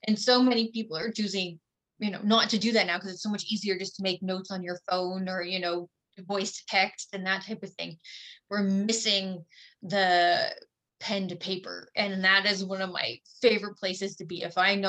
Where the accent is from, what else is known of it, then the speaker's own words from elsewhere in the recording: Ontario, Canada; now in Saskatchewan, Canada; I'm not originally from Saskatchewan. I moved here from Ontario, and I've moved to different places.